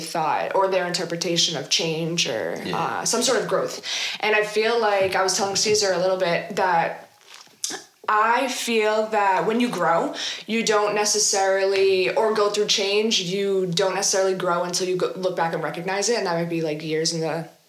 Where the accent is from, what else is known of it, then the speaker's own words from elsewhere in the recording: Everett, Massachusetts, United States; I grew up in Everett, went to Everett High, class of 2014.